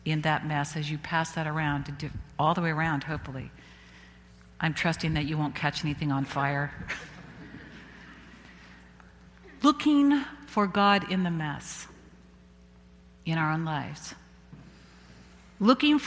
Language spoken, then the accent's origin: English; Visalia, California, United States; my hometown in Visalia